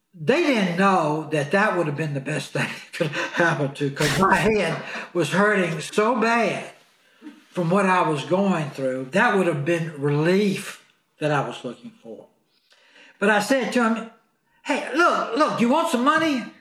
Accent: Clarksdale, Mississippi, United States; moved away as an adult; now in Beverly Hills, United States; in Clarksdale, Mississippi, my hometown where my mom and dad still were

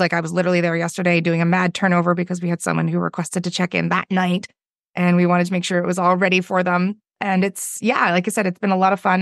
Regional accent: Victoria, British Columbia, Canada; I'm from Victoria, B C, which is on the west coast of Canada

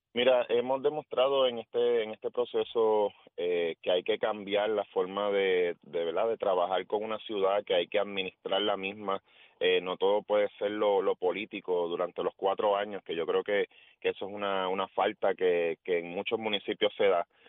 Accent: Guánica, Puerto Rico; moved away as an adult; now in Mayagüez, Puerto Rico; Yo, yo nací en Guánica y eso, eso está claro. Yo a mis 18 años me mudé para Mayagüez para estudiar en el colegio

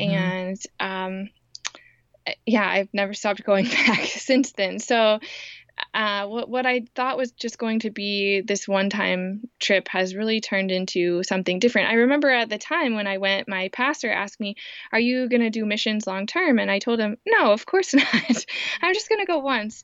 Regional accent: Indiana, United States; also born or lived in Kenya; I grew up in Indiana. Um, I have lived here almost my whole life

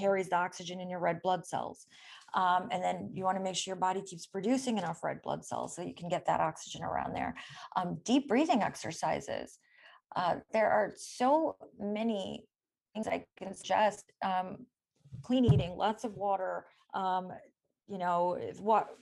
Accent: India; also born or lived in Michigan; now in Stanford, United States; I'm from India

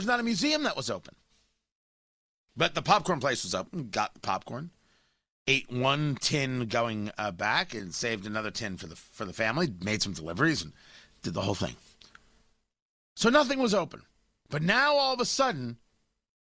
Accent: United States; moved away as an adult; also born or lived in Washington, D.C. / Los Angeles; now in Indiana, United States; I grew up in New York, New Jersey

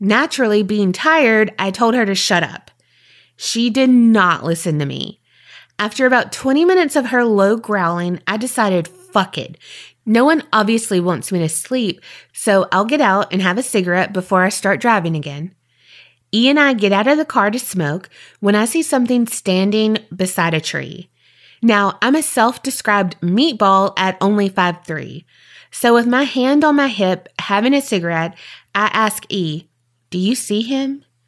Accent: New Jersey, United States; now in North Carolina, United States; I'm originally from New Jersey, but I currently live in North Carolina. I usually travel back home for the holidays with my son.

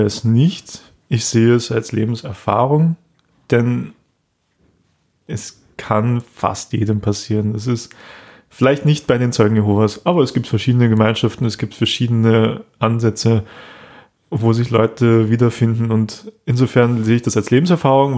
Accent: Austria; hier bei uns in Österreich

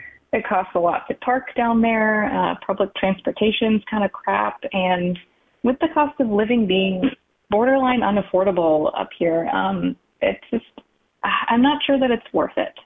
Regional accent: Massachusetts, United States; moved away as an adult; I'm in Massachusetts, about an hour outside of Boston. I grew up here, but moved out of state for a couple of years

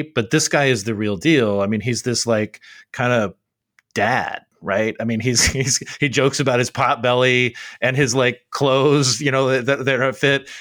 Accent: Arizona, United States; my home state of Arizona

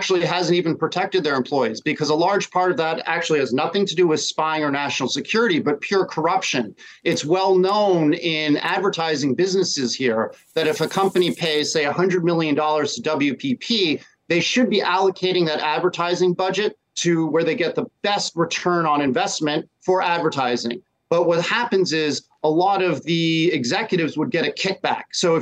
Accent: United States; now in China; I'm American.

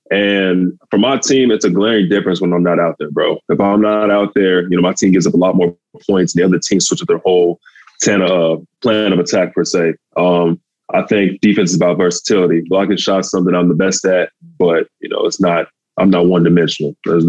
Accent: Texas, United States; You know, I'm from Texas. You know how they love their football down there.

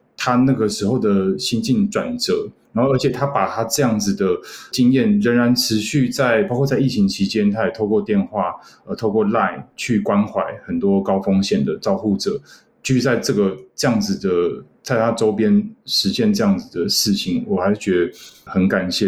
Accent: Taiwan; 我们台湾人

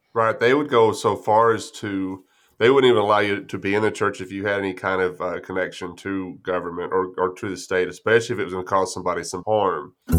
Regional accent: Grape Creek, Texas, United States; I grew up in West Texas, it's a little town called Grape Creek, right side out of San Angelo

